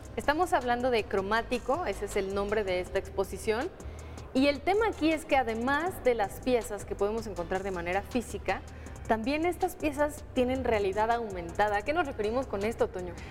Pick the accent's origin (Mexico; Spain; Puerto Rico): Mexico